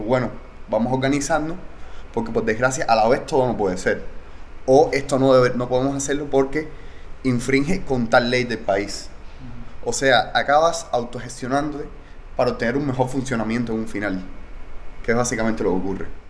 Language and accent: Spanish; Cuba; soy cubano